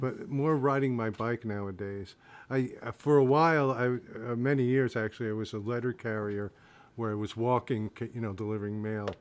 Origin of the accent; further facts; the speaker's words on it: Rahway, New Jersey, United States; moved away as an adult; also born or lived in Bayonne, New Jersey; I'm originally from New Jersey, born in Bayonne, and uh, lived in Rahway, New Jersey most of my life